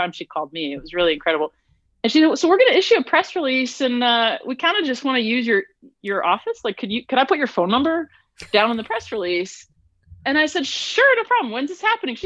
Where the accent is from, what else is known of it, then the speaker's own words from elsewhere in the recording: St. Louis, Missouri, United States; moved away as an adult; also born or lived in Cary, North Carolina; now in North Carolina, United States; I was born and raised in St. Louis, which is, of course, a big soccer town